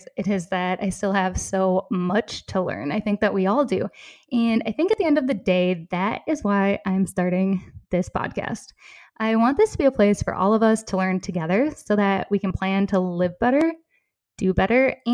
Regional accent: southeastern Minnesota, United States; accent: Minnesota; moved away as an adult; also born or lived in Decorah, Iowa / Madison, Wisconsin; now in Copenhagen, Denmark; I grew up in a small rural town in southeastern Minnesota.

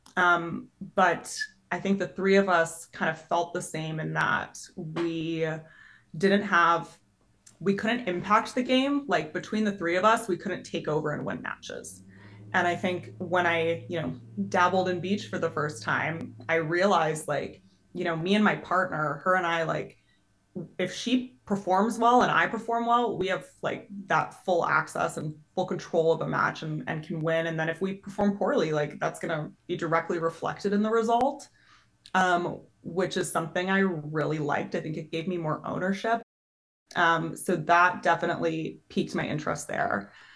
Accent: just north of Edmonton, Alberta, Canada; moved away as an adult; now in United States; my hometown's just north of Edmonton, which is a big city in Canada

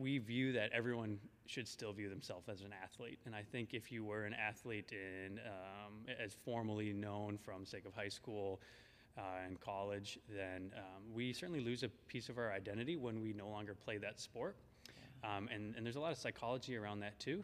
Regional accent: Minneapolis, Minnesota, United States; I'm from Minnesota, Minneapolis originally

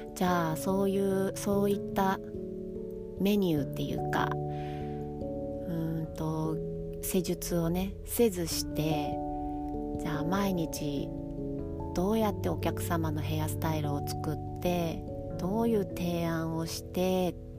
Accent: Kanagawa, Japan; moved away as an adult; now in Ogaki, Japan; 生まれ育った神奈川県でずっと美容師をしていたんですが、えっと、結婚を機に岐阜県 に越してきて

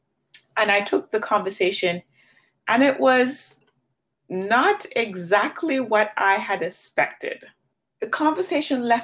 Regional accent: Jamaica; moved away; I grew up in Jamaica

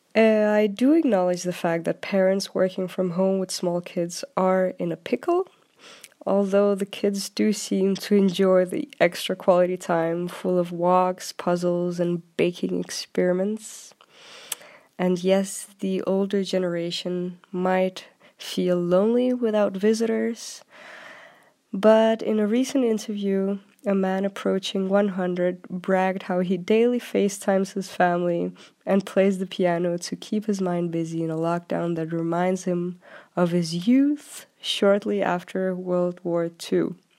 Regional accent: Denmark; also born or lived in London; I'm from Denmark, and I live in Copenhagen currently.

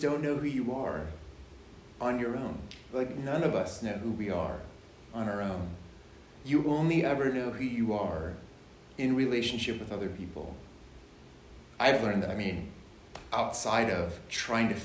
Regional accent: Cleveland, Ohio, United States; moved away as an adult; also born or lived in United Kingdom; I'm from the Cleveland area. Grew up there

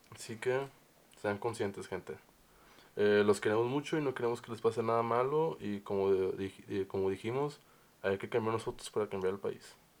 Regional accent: Mexico; also born or lived in Monterrey; como mexicanos

